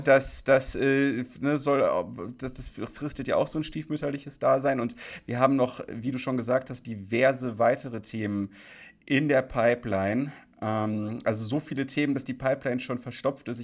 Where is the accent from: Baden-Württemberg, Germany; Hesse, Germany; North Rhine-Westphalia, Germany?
North Rhine-Westphalia, Germany; Krefeld; in Krefeld, meiner Heimatstadt